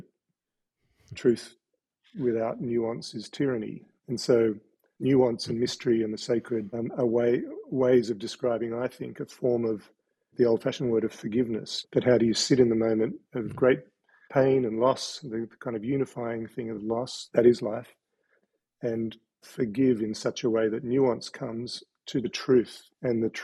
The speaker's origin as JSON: {"language": "English", "town": "Sydney", "region": "New South Wales", "country": "Australia", "tie": "born or raised there", "moved": "yes", "lives_now": "Tasmania, Australia", "said": "I was born in Sydney and grew up in a strange childhood on a Chinese junk in Sydney Harbour"}